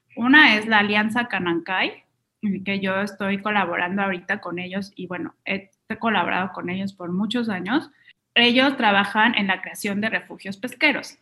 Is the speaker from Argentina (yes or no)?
no; Mexico; también es una marca mexicana, entonces estoy beneficiando la economía local del país de donde vengo